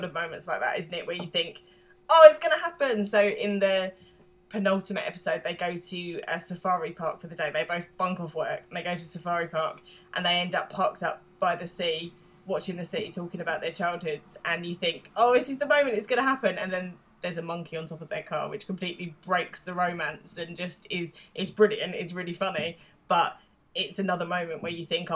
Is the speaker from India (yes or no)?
no; London, United Kingdom; accent: London; I'm British, I'm the British half of this. I'm from East London